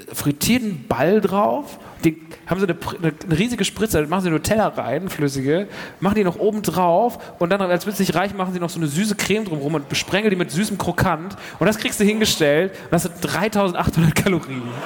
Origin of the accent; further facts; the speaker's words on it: near Frankfurt, Hesse, Germany; moved away; ich komme ja ursprünglich aus der Nähe von Frankfurt, nicht aus Frankfurt